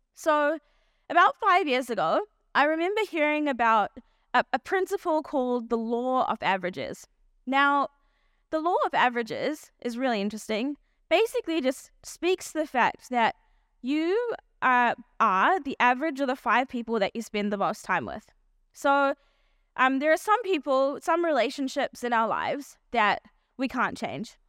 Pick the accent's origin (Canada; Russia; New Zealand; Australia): New Zealand; also born or lived in South Africa; I was born in South Africa, and, um, when I was eight years old, my family moved to New Zealand.